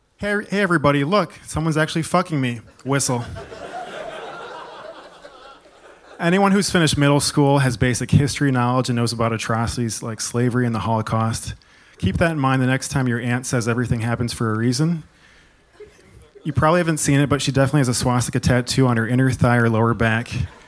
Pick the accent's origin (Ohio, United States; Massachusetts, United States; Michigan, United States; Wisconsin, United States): Wisconsin, United States; Madison; also born or lived in Milwaukee; From Madison, then moved to Milwaukee.